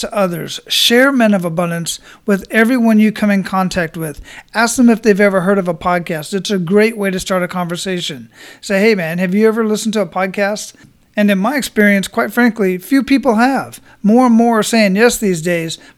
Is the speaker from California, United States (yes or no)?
no; Phoenix, Arizona, United States; now in Florida, United States; I grew up in Phoenix, Arizona